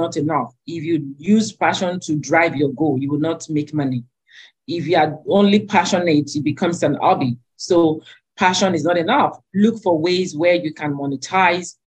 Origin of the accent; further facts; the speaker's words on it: Alimosho, Lagos, Nigeria; where I grew up in Alimosho